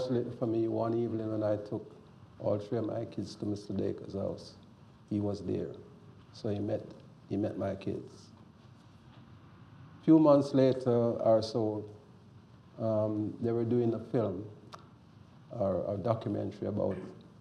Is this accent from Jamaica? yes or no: yes; Jamaica; I'm a Jamaican.